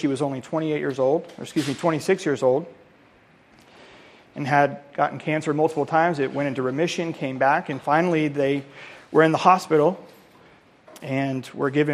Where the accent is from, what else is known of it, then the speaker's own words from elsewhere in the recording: Colorado, United States; moved away; I'm from Colorado